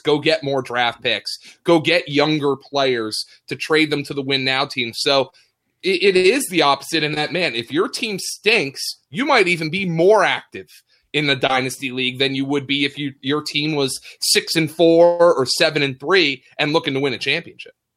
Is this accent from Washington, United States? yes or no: no; Lehigh Valley, Pennsylvania, United States; I'm from the Lehigh Valley